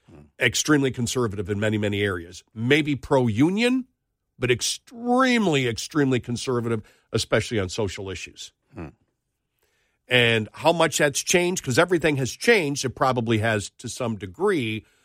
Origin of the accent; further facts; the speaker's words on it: Buffalo, New York, United States; moved away; I know Buffalo. I'm from Buffalo. I'll be there again. You know, I've been gone for, since 97.